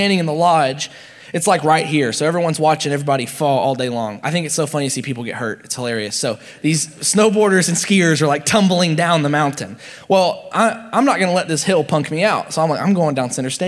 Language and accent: English; Nashville, Tennessee, United States; I grew up in Nashville, so we had like big hills